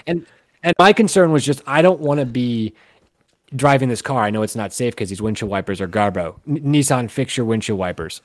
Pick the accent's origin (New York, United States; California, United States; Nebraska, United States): Nebraska, United States; Omaha; I'm from Omaha, which is like city, but it's like the biggest little city